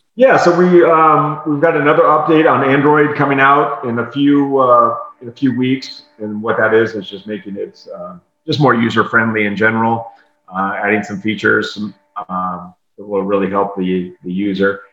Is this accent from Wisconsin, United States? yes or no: no; South Dakota, United States; born or raised there; now in Tampa, United States